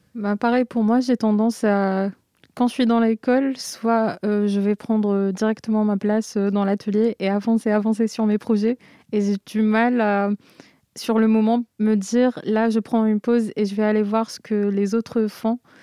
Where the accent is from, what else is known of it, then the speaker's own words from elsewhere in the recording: Algeria; moved away as an adult; now in Marseille, France; j'ai vécu toute ma vie en, Algérie et du coup le nord de l'Afrique.